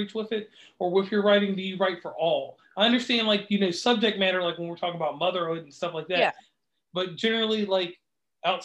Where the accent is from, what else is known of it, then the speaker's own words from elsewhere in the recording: Lynchburg, Virginia, United States; I'm from Lynchburg, Virginia